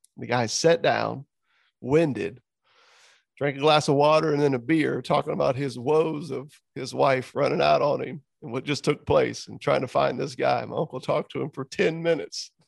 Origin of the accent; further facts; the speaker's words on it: Southwest Florida, United States; here in my hometown